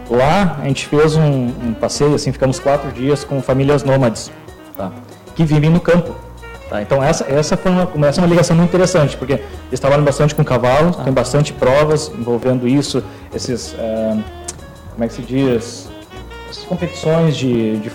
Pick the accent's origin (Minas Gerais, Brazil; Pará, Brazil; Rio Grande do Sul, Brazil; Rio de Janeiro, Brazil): Rio Grande do Sul, Brazil; Eu falei, não, eu sou de lá, eu sou do Rio Grande do Sul, sou gaúcho, né?